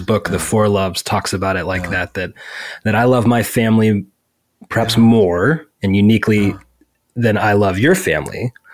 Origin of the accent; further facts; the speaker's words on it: United States; as an American